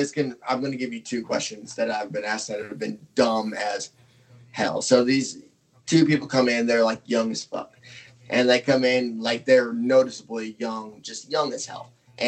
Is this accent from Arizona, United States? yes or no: yes; Tempe, Arizona, United States; moved away as an adult; now in Oklahoma, United States; I grew up in Tempe, went to, you know, Tempe High School, and then obviously graduated there